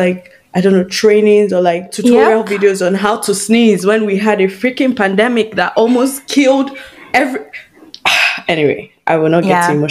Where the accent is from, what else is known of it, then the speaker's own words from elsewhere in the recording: Nigeria; moved away as an adult; Being Nigerian